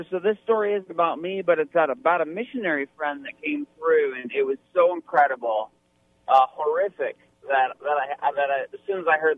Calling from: Monterey, Michigan, United States; No, Michigan.

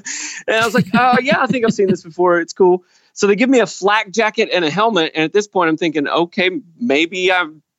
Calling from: Indiana, Pennsylvania, United States; I am calling from Indiana, Pennsylvania

